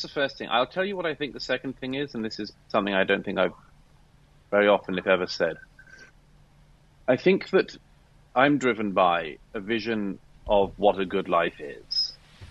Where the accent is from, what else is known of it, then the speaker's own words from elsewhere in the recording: United Kingdom; I'm British by birth